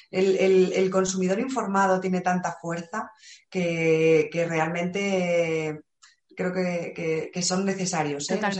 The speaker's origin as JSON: {"language": "Spanish", "town": "Valladolid", "region": "Castile and León", "country": "Spain", "said": "Y que soy de Valladolid."}